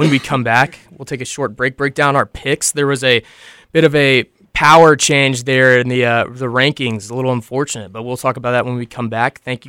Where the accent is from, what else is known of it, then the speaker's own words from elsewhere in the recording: Lexington, Kentucky, United States; I grew up in Lexington where we would have a kid commit as a sophomore, and then literally by a junior, he's either going to Georgia, Bama